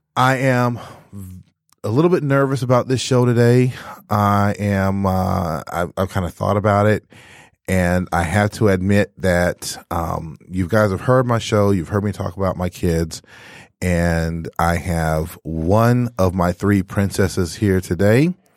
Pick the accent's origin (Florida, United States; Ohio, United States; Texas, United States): Texas, United States; moved away as an adult; also born or lived in Michigan; I was originally from Texas